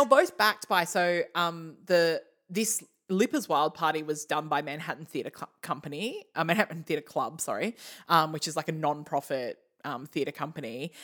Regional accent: Australia; we're from Australia

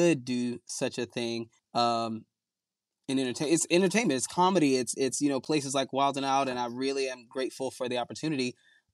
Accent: Virginia Beach, Virginia, United States; moved away; also born or lived in Kingstree, South Carolina / Louisville, Kentucky / New Jersey; I hail from King Street, South Carolina. I was born there and raised in Virginia Beach

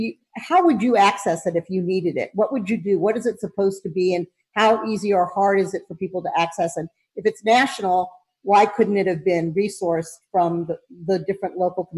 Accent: Florida, United States; now in Clayton, United States; I'm originally from Florida.

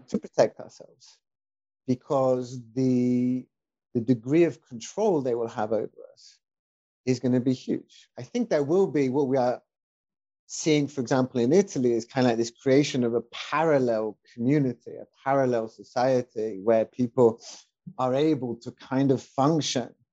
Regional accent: United Kingdom; moved away; my wife and I, we are both expats. My wife is Mexican, and I'm British

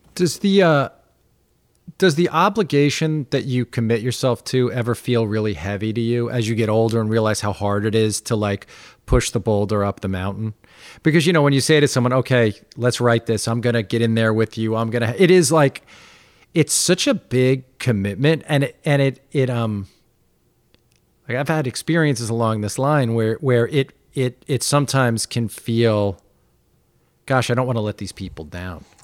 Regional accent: Roslyn, New York, United States; I'm from Roslyn, so, like, I mean, we grew up twelve minutes from each other

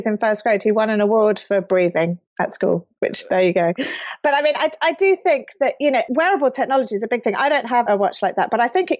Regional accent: United Kingdom; moved away as an adult; now in California, United States; as a British person

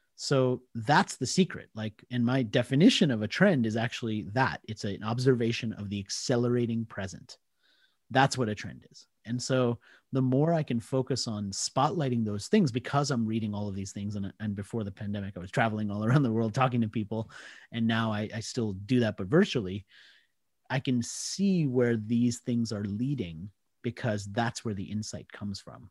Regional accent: Washington, District of Columbia, United States; accent: American; moved away as an adult; also born or lived in India / Australia; I did grow up in the D C area, so, I mean, that's always going to be home from a place point of view.

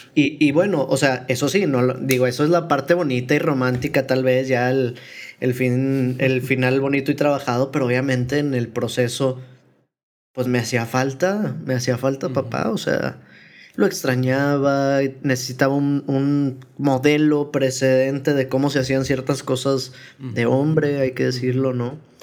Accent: Guadalupe, Nuevo León, Mexico; also born or lived in Apodaca / Monterrey / Tamaulipas; Tengo que enorgullecerme de ser de Apodaca por mucho tiempo, de Guadalupe

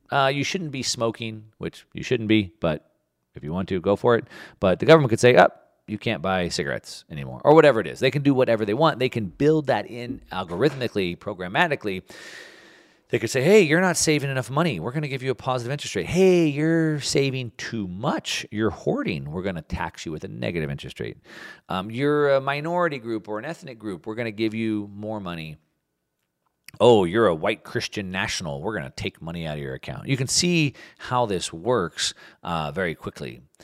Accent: United States; As an American patriot

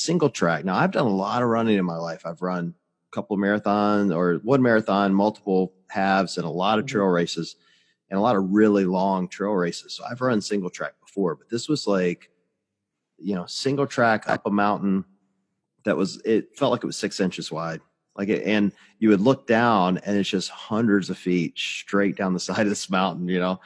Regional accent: Mississippi, United States; I grew up in Mississippi

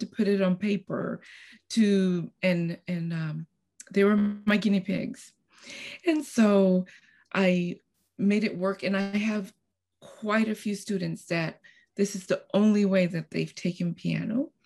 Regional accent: Costa Rica; now in Texas, United States; I'm originally from Costa Rica, and I moved to United States, Texas, uh, about thirty-five years ago.

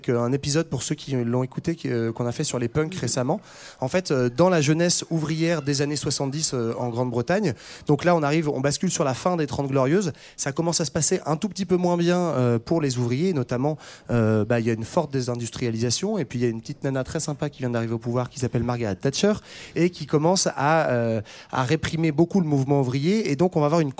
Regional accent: Netherlands; accent: Dutch; French is a second language; j'ai l'accent hollandais

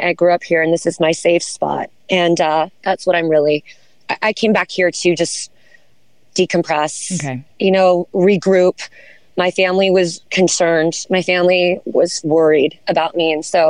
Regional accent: Santa Barbara, California, United States; moved away as an adult; also born or lived in Los Angeles, California / Charleston, South Carolina; I was born in Los Angeles. Okay. And parents divorced when I was young and moved to Santa Barbara, California. So I've been here since a child.

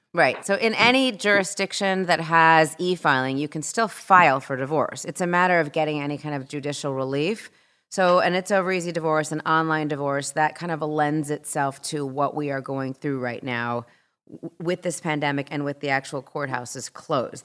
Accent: Southern California, United States; I've lived a lot of places, but I grew up in Southern California

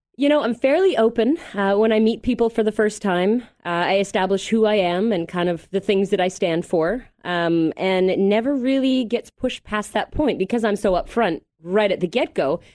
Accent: Mississauga, Ontario, Canada; I'm from Toronto originally, Mississauga more specifically

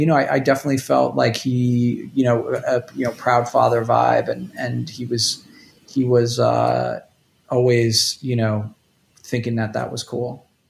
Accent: New York City, New York, United States; also born or lived in State College, Pennsylvania / Toledo, Ohio; I grew up in Rockaway uh, Beach, which is kind of like on the edge of Queens.

